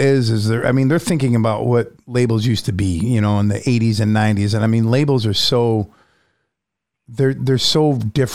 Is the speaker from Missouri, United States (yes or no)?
no; Syracuse, New York, United States; I'm from Syracuse